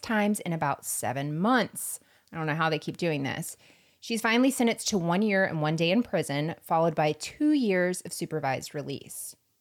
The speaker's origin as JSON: {"language": "English", "region": "Florida", "country": "United States", "said": "I'm from Florida"}